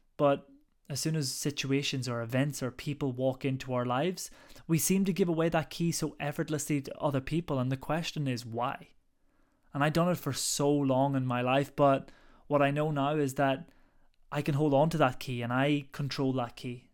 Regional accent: Ireland; now in London, United Kingdom; I'm originally from Ireland, but currently now based, living in London at the moment.

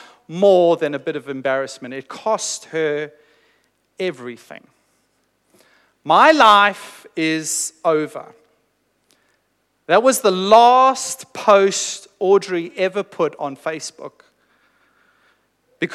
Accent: South Africa; moved away; I was born in South Africa, and I grew up in South Africa, and I went to high school in South Africa.

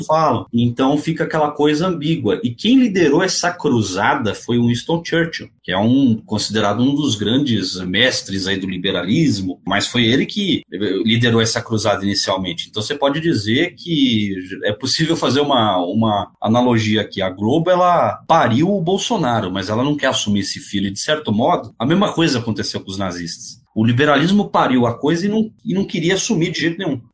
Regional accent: São Paulo, Brazil; eu vim da periferia aqui de São Paulo, aquela realidade difícil

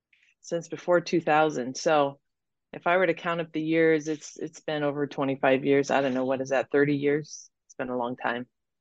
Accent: Laie, Hawaii, United States; also born or lived in Fullerton, California; I grew up here on the North Shore of Hawaii, Laie, Hawaii.

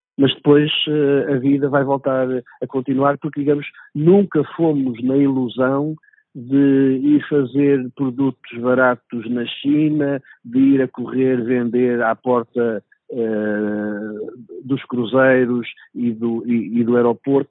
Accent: Portugal; enquanto português

